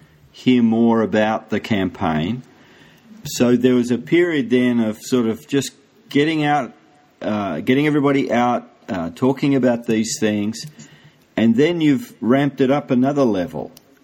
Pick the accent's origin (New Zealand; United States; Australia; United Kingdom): Australia; I'm from Australia.